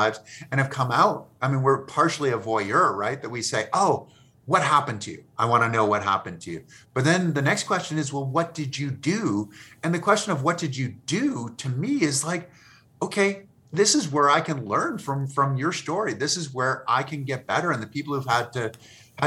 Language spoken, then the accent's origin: English; Massachusetts, United States; I grew up in Massachusetts